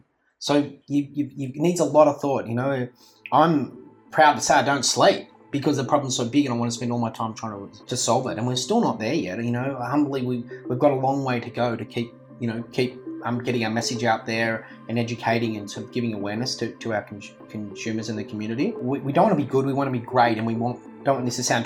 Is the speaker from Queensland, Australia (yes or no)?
no; Sydney, New South Wales, Australia; now in Melbourne, Australia; I was born in Sydney, and where I grew up, I was really lucky. My parents' house was on just before a national park